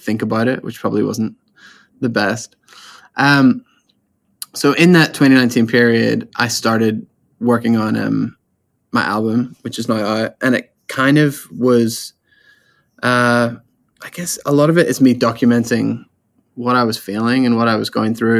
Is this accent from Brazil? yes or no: no; Northern Ireland, United Kingdom; moved away as an adult; also born or lived in Australia; I'm from Ireland, Northern Ireland specifically. I was there for the first 19 years of my life